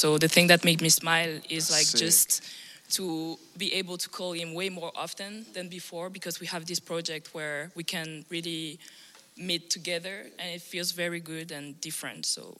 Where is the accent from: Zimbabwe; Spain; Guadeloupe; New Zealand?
Guadeloupe; now in Amsterdam, Netherlands; my hometown, so Guadeloupe in the Caribbean.